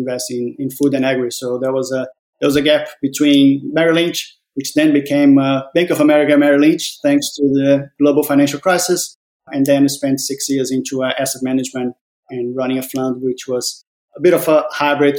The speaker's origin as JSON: {"language": "English", "country": "Brazil", "tie": "born or raised there", "also_born_or_lived": "Australia", "moved": "as an adult", "lives_now": "Denmark", "said": "born and raised in Brazil. In my early 20s, moved to Australia, lived there for 17 years, and then have been now for the last 5 years in Denmark."}